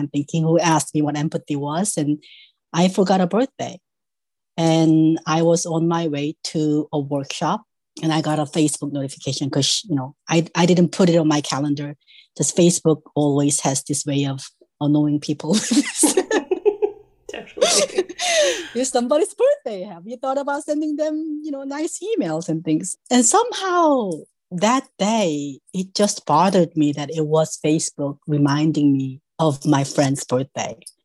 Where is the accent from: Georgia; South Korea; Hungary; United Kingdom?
South Korea; moved away as an adult; now in United States; I was born in South Korea. I came to US to study